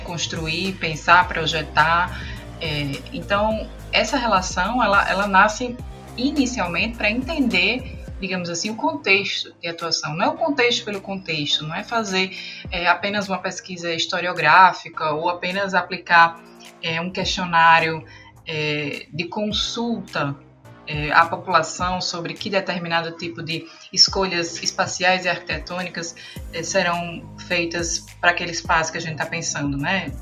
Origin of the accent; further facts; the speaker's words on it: Brazil; enquanto brasileiro